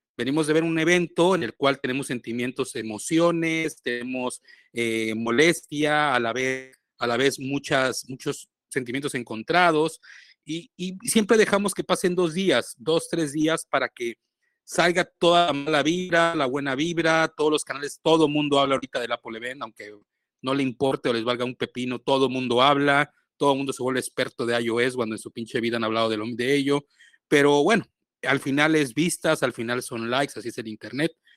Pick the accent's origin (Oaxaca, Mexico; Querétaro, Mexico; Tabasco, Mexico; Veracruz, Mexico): Veracruz, Mexico; Boca del Río; Yo soy del puerto de Boca del Río